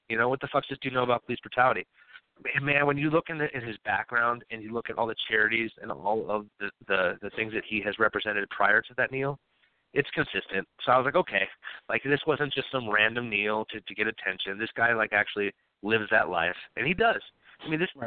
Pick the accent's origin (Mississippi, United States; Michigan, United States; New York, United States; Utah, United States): New York, United States; I'm a born and raised in New York